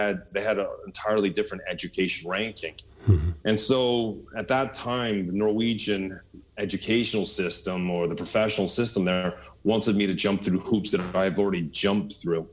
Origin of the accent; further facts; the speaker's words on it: Canada; now in Norway; as a Canadian here in Norway